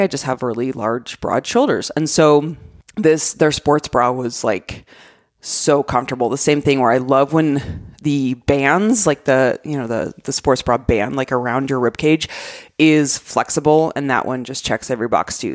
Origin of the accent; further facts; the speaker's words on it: Arizona, United States; moved away; I love, love my home state so much